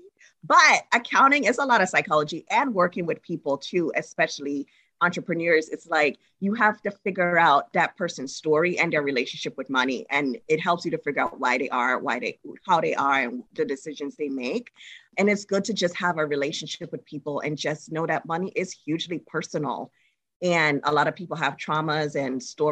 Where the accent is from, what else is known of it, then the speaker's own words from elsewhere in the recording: Trinidad & Tobago; now in United States; I'm originally from Trinidad and Tobago. And when I was there, when I go to high school